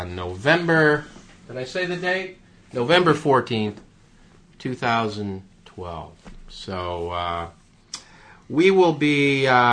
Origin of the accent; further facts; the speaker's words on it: United States; I'm an American.